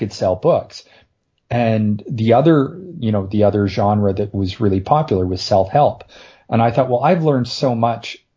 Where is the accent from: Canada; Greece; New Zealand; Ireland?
Canada; I'm Canadian